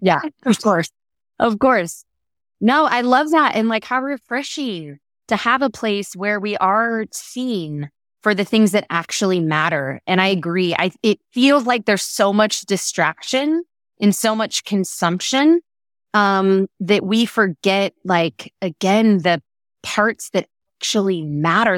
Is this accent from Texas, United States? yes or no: yes; Texas, United States; as a Texan